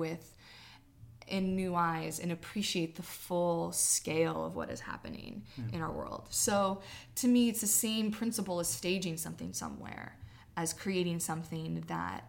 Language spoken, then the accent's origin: English; California, United States; moved away; my hometown, which is this rural town in Northern California on the Oregon border